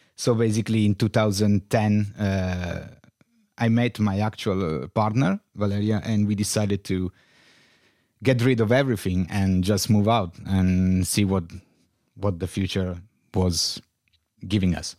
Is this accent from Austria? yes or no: no; Turin, Piedmont, Italy; English is a second language; moved away as an adult; also born or lived in Berlin; I was born in Turin uh, in 77, ah. 1977. And yes, I grew up here